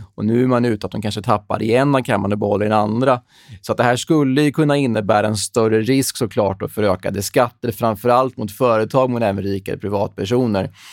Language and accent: Swedish; Sweden; som svensk